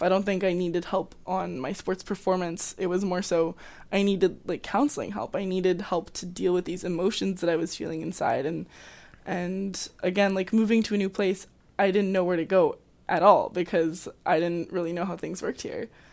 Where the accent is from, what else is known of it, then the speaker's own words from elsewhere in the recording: Calgary, Alberta, Canada; moved away as an adult; now in Abbotsford, Canada; I am also from Calgary, so I came to U F C, um, to play varsity soccer